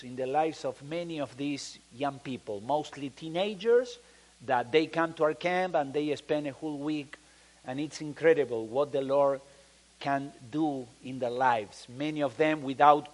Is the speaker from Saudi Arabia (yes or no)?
no; Argentina; English is a second language; moved away as an adult; also born or lived in Chile / Mexico; now in Peru; We are from Argentina. We left Argentina in 1982 to be missionaries first in Chile. Then we moved to Mexico, and now we are in Peru for almost 27 years.